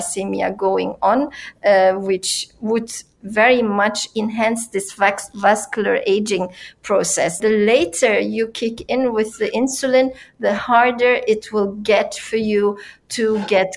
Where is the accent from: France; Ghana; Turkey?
Turkey; in my country, and I come from Turkey